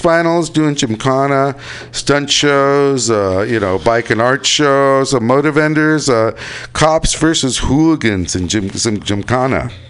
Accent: United States; as an American

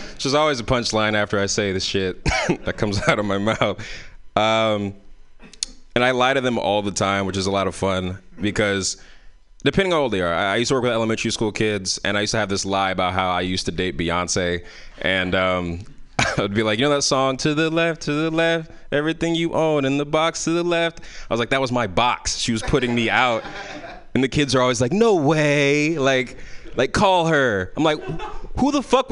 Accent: San Francisco, California, United States; I grew up in San Francisco, so a lot of our parties were in parks

